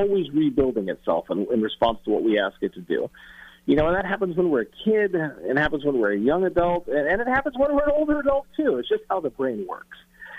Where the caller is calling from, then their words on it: San Francisco, California, United States; I'm calling you from San Francisco